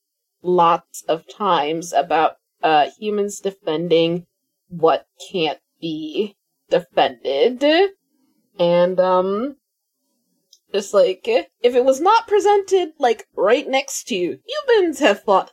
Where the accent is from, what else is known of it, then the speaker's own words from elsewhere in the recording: United States; I'm American